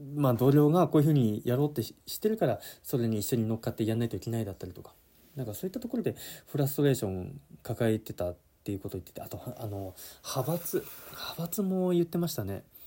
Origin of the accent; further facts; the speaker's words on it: Yamanashi, Japan; moved away as an adult; also born or lived in Okinawa; 地元山梨に戻るかってなった時に